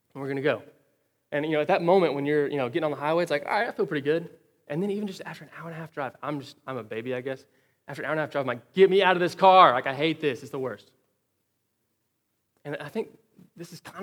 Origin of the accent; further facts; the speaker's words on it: Wichita Falls, Texas, United States; I grew up here in Wichita Falls